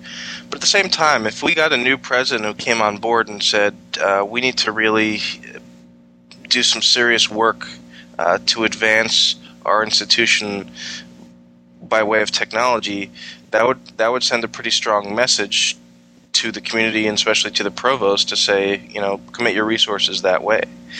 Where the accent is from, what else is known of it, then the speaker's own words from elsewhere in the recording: New York, United States; now in Virginia, United States; I came from New York, particularly Long Island on New York, where just on Long Island we had 125 separate school districts